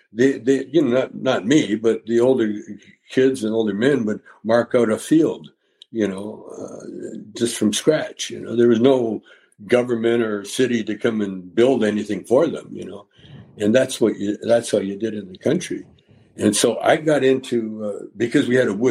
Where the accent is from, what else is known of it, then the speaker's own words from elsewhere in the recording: Calgary, Alberta, Canada; growing up in Calgary